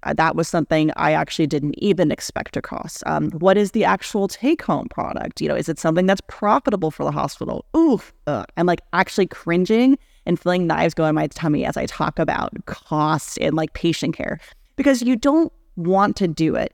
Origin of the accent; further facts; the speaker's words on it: Houston, Texas, United States; also born or lived in Atlanta, Georgia; born and raised in Houston, Texas, but raised by two New Yorkers, so I talk at the speed of light, but I say words like y'all